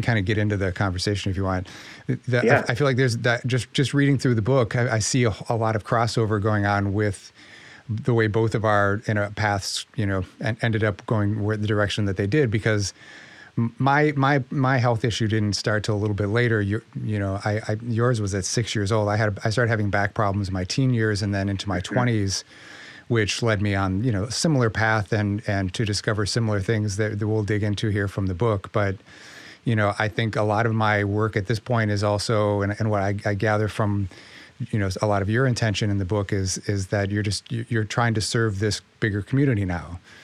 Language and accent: English; Minneapolis, Minnesota, United States; moved away as an adult; also born or lived in Brooklyn, New York; I grew up in Minneapolis, or just outside of Minneapolis